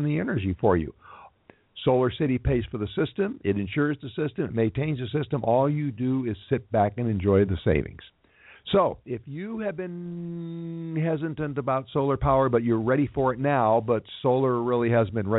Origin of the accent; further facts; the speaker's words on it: Los Angeles, California, United States; my hometown of Los Angeles